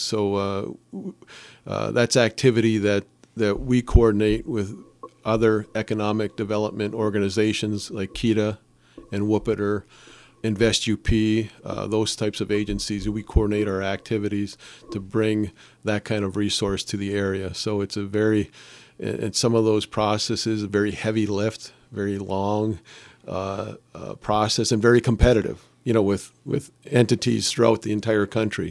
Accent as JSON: {"language": "English", "town": "Calumet", "region": "Michigan", "country": "United States", "tie": "born or raised there", "said": "I'm born and raised in Calumet"}